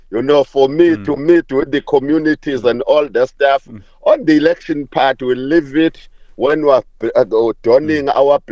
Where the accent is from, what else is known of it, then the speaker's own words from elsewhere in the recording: Umlazi, KwaZulu-Natal, South Africa; the township where I grew up in Umlazi, the biggest township in KwaZulu-Natal